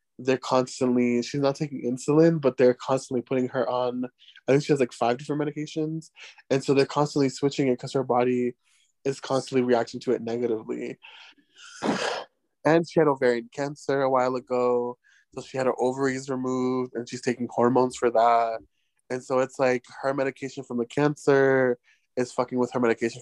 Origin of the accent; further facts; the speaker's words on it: United States; now in Mexico; as an American